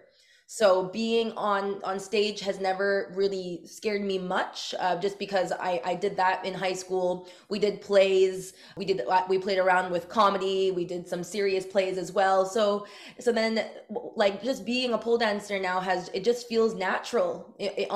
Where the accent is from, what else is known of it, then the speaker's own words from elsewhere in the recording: Montreal, Quebec, Canada; I'm from Montreal